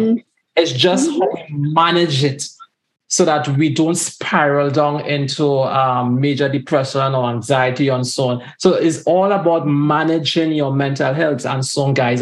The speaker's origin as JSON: {"language": "English", "region": "Tobago", "country": "Trinidad & Tobago", "tie": "born or raised there", "said": "growing up in Tobago too"}